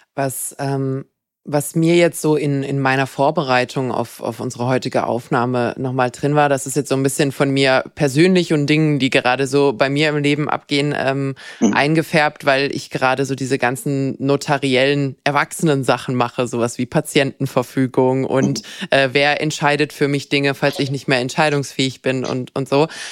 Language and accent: German; Bad Wildbad, Baden-Württemberg, Germany; moved away; ich komme ursprünglich auch aus dem Schwarzwald, meine Eltern haben dort ein Haus.